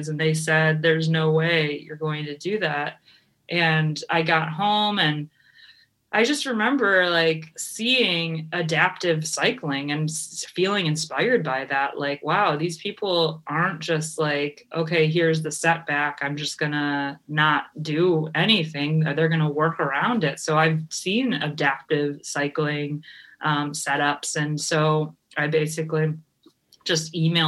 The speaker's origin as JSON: {"language": "English", "town": "Cleveland", "region": "Ohio", "country": "United States", "also_born_or_lived": "California", "moved": "as an adult", "said": "I'm from Cleveland, and I moved out to California"}